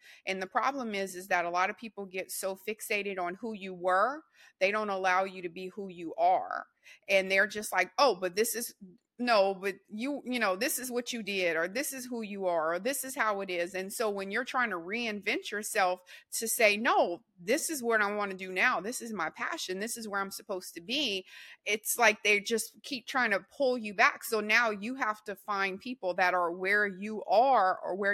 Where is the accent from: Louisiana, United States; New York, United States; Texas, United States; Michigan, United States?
Louisiana, United States; I'm from Louisiana, and I'm a Saints fan, so we're Whodats